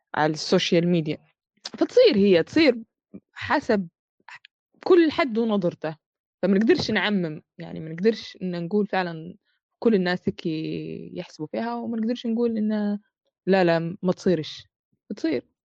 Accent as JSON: {"language": "Arabic", "country": "Libya", "said": "ولو إحنا ليبية"}